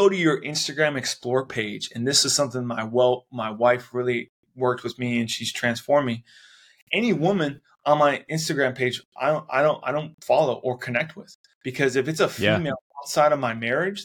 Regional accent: Cleveland, Ohio, United States; I grew up on in Cleveland, Ohio

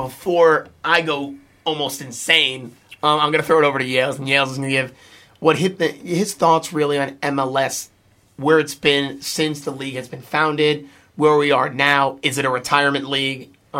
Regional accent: New Jersey, United States; I'm from Jersey.

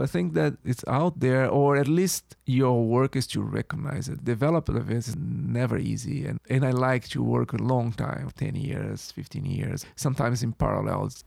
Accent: Brazil; moved away as an adult; now in New York, United States; I was born and raised in Brazil.

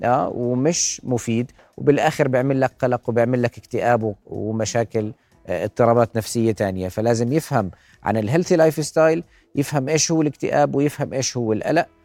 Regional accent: Jordan; إحنا كشعب أردني

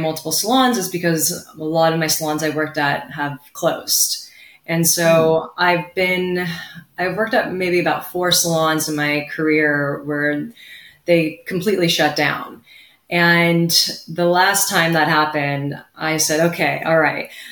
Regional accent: Ventura County, California, United States; I was born here in Ventura County, California, Southern California baby

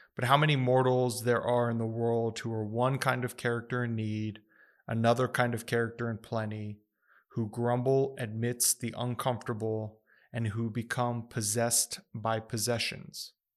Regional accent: United States; I was born in the United States

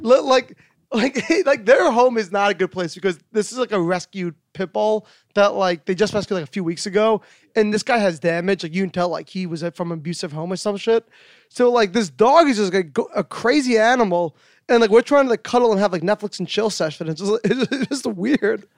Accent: New York, United States; I'm a New Yorker

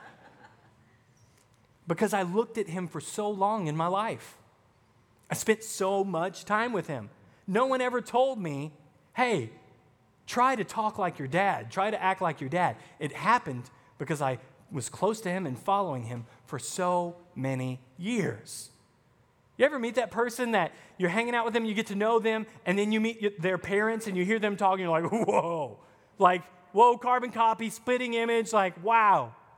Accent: the South, United States; now in Wisconsin, United States; I'm from the South

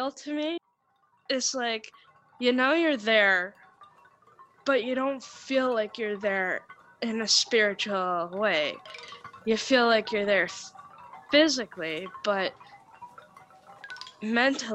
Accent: Kapuskasing, Ontario, Canada; born or raised there; also born or lived in Barrie, Ontario

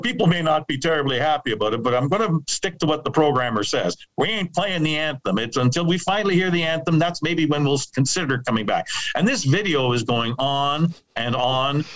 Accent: Winnipeg, Manitoba, Canada; moved away as an adult; now in Saskatoon, Canada; growing up in Winnipeg, back in the 70s

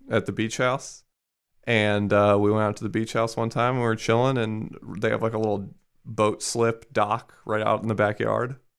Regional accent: Maryland, United States; I'm from Maryland

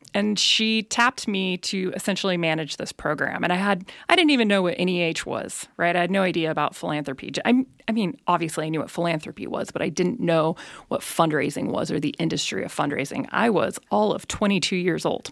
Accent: Elk Grove, California, United States; moved away as an adult; also born or lived in Bay Area; now in Nevada County, United States; I actually didn't grow up in Nevada County. I grew up in Elk Grove

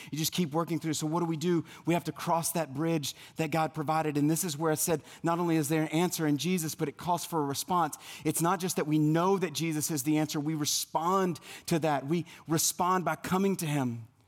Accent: South Louisiana, United States; moved away; growing up in South Louisiana

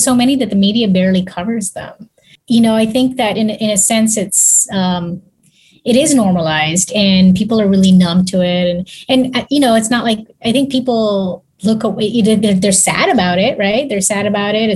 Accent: Kenya; also born or lived in Texas; now in Houston, United States; I grew up in Africa actually, and I go back to Africa often.

